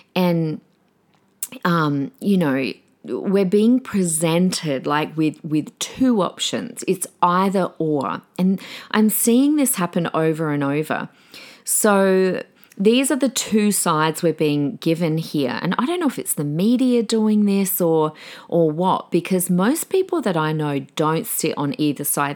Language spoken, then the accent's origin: English; Australia; also born or lived in Adelaide; now in Brisbane, Australia; decades of being an Australian